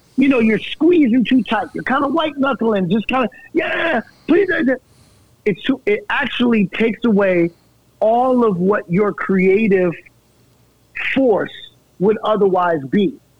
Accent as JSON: {"language": "English", "region": "New York", "country": "United States", "said": "I'm already from New York"}